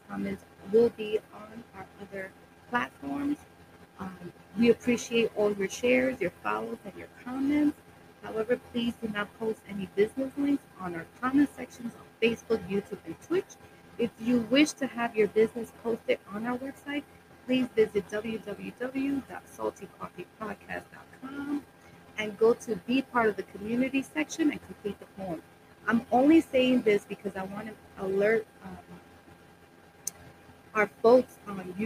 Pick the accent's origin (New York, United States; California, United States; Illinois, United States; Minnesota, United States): New York, United States; New York City; also born or lived in Brooklyn, New York City; I was born in Brooklyn, raised in Washington Heights, and now living in the Bronx